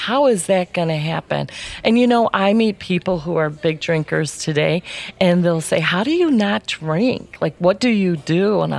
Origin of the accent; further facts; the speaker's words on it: Ireland; Okay, because I feel like, you know, I'm Irish, so I've got